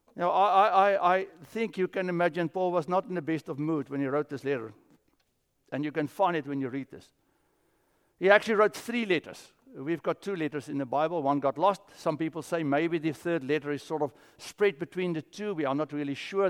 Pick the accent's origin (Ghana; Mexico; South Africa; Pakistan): South Africa; moved away; I grew up in South Africa